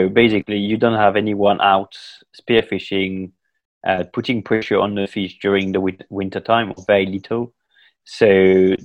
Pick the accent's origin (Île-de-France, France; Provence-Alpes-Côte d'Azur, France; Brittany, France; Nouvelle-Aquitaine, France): Provence-Alpes-Côte d'Azur, France; near Toulon; English is a second language; moved away as an adult; now in United Kingdom; I'm from France, the south east coast on the Med, near Toulon. I grew up there by the sea